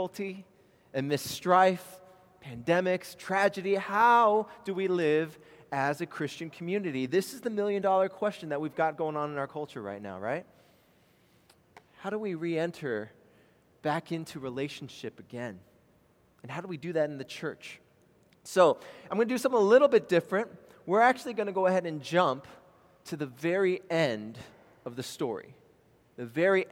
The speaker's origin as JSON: {"language": "English", "region": "Maryland", "country": "United States", "tie": "born or raised there", "also_born_or_lived": "Los Angeles, California", "moved": "as an adult", "lives_now": "Charleston, United States", "said": "I was born in L.A., we moved to Maryland, and I grew up my entire life there"}